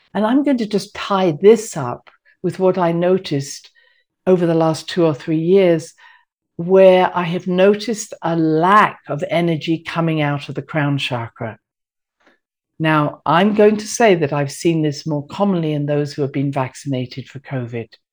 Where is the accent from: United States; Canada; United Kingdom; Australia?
United Kingdom; moved away; I'm British